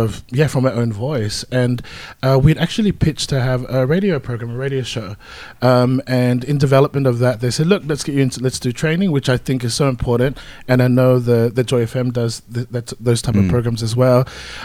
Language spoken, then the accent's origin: English; Melbourne, Victoria, Australia; I mean, we're from Melbourne, so I mean, come on, we're like professional at this right now.